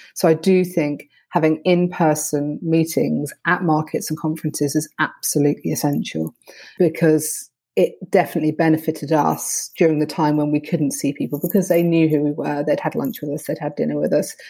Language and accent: English; United Kingdom; I'm very British about these things